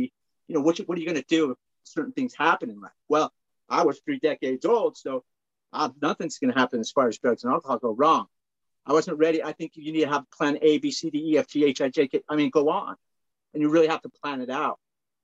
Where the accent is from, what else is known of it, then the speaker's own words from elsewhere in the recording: just south of Salt Lake City, Utah, United States; I'm from Utah. I grew up, just south of Salt Lake City here.